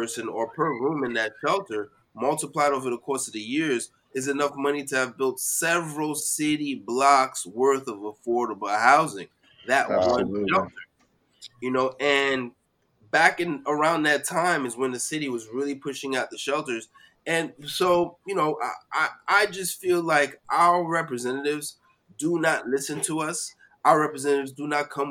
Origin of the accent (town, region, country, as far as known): New York City, New York, United States; born or raised there